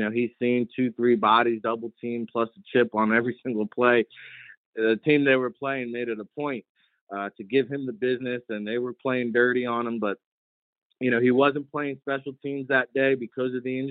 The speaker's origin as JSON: {"language": "English", "region": "New Jersey", "country": "United States", "said": "I'm from Jersey."}